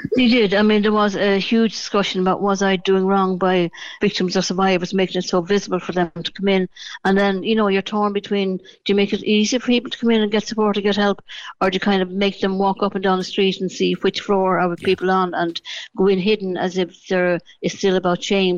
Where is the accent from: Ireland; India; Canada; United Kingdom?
Ireland; Dublin, Leinster; now in Cork, Ireland; I originally from Dublin. I moved to Cork in 1977. You know, as I'd say, I was born in Dublin, but I am a, a, a true Cork woman